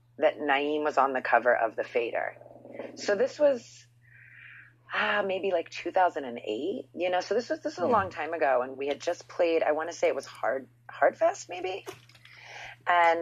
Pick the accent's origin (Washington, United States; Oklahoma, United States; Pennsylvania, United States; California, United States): Pennsylvania, United States; Philadelphia; growing up in Philly